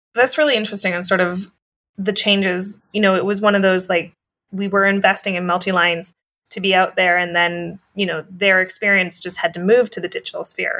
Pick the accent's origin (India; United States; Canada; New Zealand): Canada; we're two Canadians